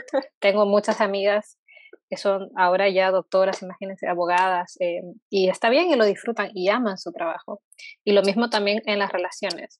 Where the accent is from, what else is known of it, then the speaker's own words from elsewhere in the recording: Peru; now in Chile; yo, por ejemplo, soy de Perú, vivo acá en Chile